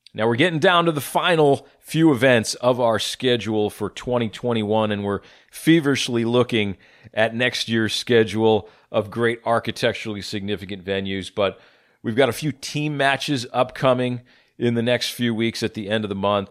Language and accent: English; Winston-Salem, North Carolina, United States; We come to my hometown, the Old Town Club